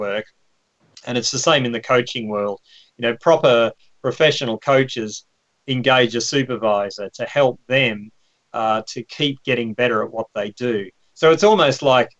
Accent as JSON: {"language": "English", "region": "Victoria", "country": "Australia", "tie": "born or raised there", "moved": "as an adult", "lives_now": "London, United Kingdom", "said": "I'm Australian. I grew up on a farm."}